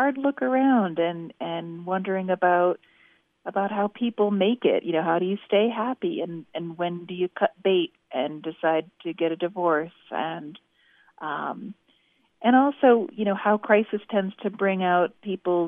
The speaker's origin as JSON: {"language": "English", "area": "Connecticut and Massachusetts", "region": "New England", "country": "United States", "tie": "born or raised there", "said": "I'm a Yankee and born and raised in Connecticut and Massachusetts"}